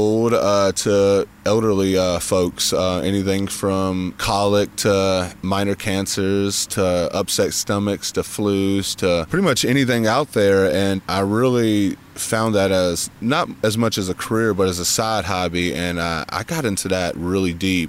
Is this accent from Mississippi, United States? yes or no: yes; Mississippi, United States; also born or lived in Colorado / New York City; now in Asheville, United States; a curious boy from Mississippi